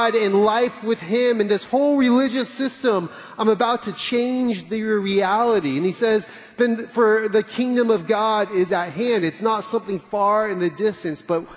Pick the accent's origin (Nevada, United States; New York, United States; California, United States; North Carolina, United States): California, United States; now in Dallas, United States; I'm from California